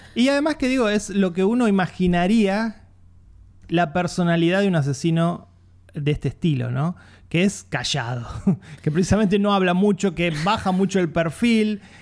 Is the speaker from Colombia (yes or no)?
no; Argentina